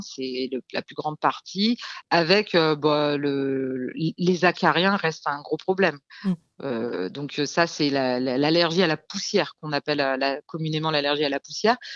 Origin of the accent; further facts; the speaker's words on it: Lyon, Auvergne-Rhône-Alpes, France; moved away; also born or lived in south of France; je suis lyonnaise à la base